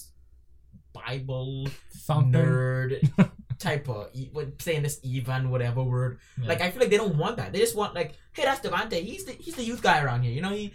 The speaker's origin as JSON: {"language": "English", "country": "Bahamas", "said": "I'm from the Bahamas."}